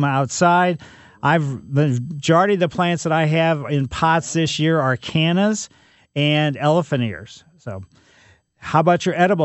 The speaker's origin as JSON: {"language": "English", "town": "St. Louis", "region": "Missouri", "country": "United States", "tie": "born or raised there", "also_born_or_lived": "California"}